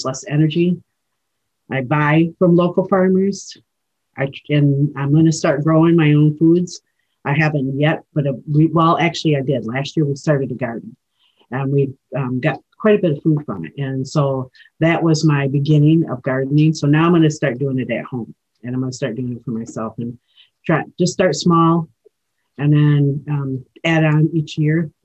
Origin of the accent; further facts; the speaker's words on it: Rosebush, Michigan, United States; I'm from Rosebush, Michigan, and I am of the Eagle Clan, and I'm an Ojibwe woman